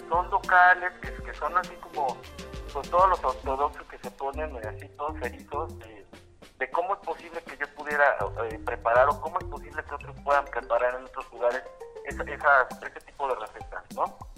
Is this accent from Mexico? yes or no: yes; Puebla, Mexico; nosotros como poblanos